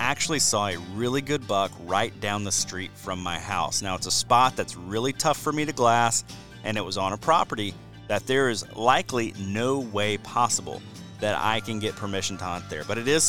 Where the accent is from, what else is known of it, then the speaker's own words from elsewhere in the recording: Georgia, United States; I've been doing some habitat consulting for landowners in Georgia, my home state of Georgia